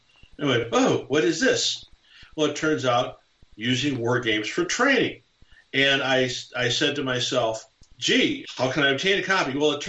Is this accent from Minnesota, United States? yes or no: yes; St. Paul, Minnesota, United States; I grew up in St. Paul, Minnesota